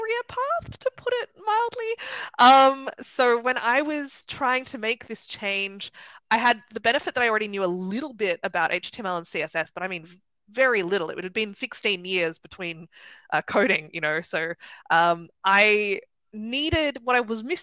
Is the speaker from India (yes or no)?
no; Sydney, New South Wales, Australia; moved away as an adult; now in Germany; I'm from Sydney originally, you might be able to tell from the accent.